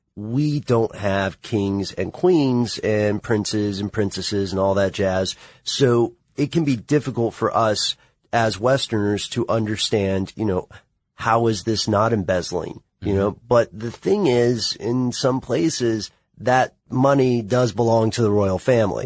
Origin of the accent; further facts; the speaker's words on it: United States; you and I come from the United States